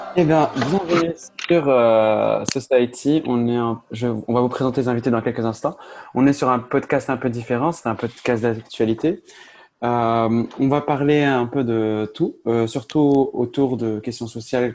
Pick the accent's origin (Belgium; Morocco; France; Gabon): Morocco; Agadir, Souss-Massa; je viens de Agadir, donc Agadir, c'est une ville au sud du Maroc